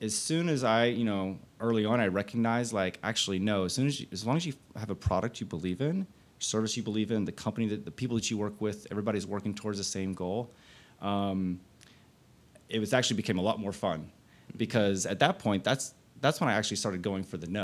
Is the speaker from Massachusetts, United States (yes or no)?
no; Fort Worth, Texas, United States; also born or lived in Austin, Texas; I was born and raised in Fort Worth. I came to Austin in 94